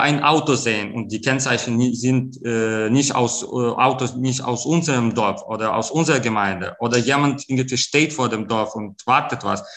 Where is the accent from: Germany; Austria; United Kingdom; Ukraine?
Ukraine